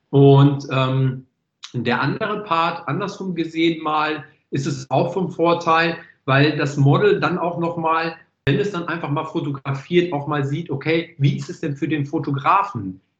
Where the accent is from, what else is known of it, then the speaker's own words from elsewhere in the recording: Netherlands; born there; Ich bin ja Holländer gebürtig.